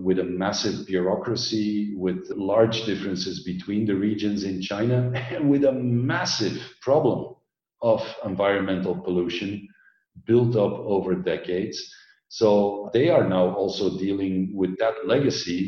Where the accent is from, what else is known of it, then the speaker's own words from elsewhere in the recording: Belgium; moved away as an adult; also born or lived in Orange County, United States; I grew up in Belgium, densely populated.